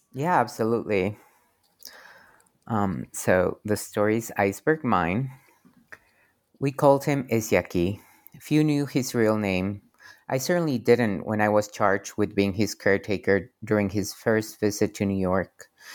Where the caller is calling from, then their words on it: Querétaro, Mexico; I'm calling from Querétaro, Mexico